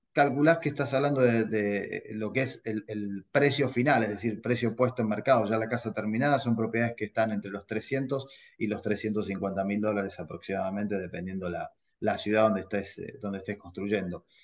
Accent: Argentina; now in United States; soy argentino y vos sabés que en mi país

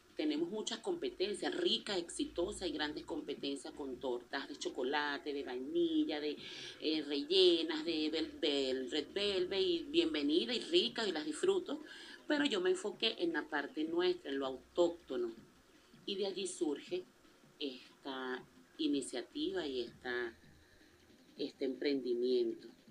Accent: La Guaira, Venezuela; tengo esa sangre costeña. Amo mi país, por eso sigo aquí

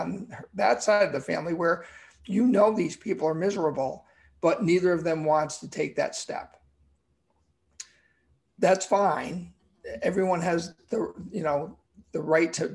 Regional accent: Connecticut, United States; born or raised there

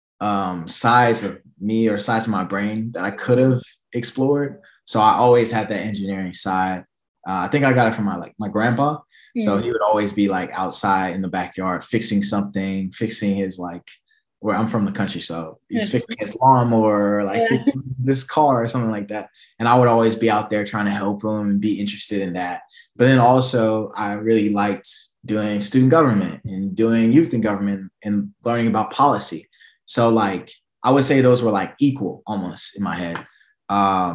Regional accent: Memphis, Tennessee, United States; moved away as an adult; also born or lived in Atlanta, Georgia; now in New York, United States; Memphis is my hometown

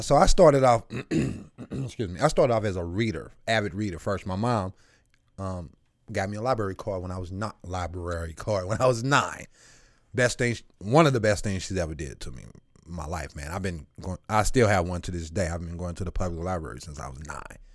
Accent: St. Louis, Missouri, United States; also born or lived in Eureka, Missouri; I'm bussed from South Saint Louis, twenty-seven miles away from my home

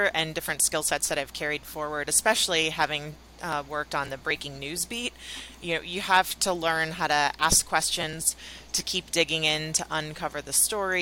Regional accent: Chicago, Illinois, United States; I was at a content marketing agency in Chicago, which is my hometown.

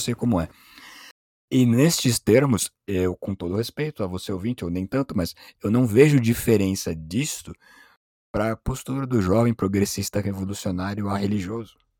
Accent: São Paulo, Brazil; nem sou de lá, sou de São Paulo

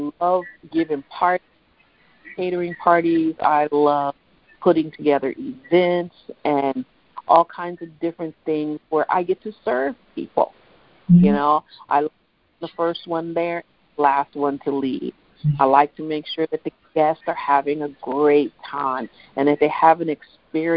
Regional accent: Midwest, United States; I'm from Midwest

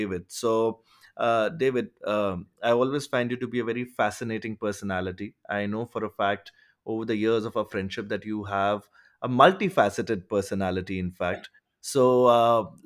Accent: India; I come from India

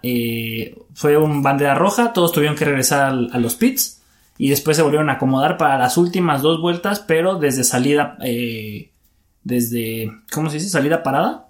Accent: Mexico; somos mexicanos y nos sentimos orgullosos

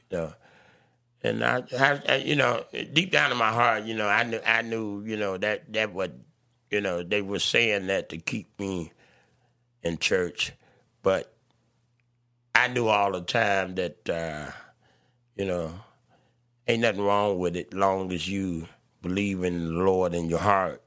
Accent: Chicago, Illinois, United States; I was born in Cook County Hospital

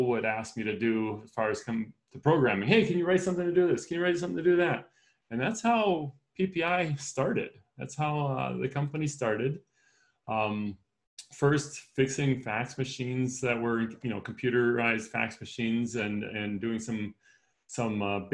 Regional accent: Wisconsin, United States; I was raised in Wisconsin

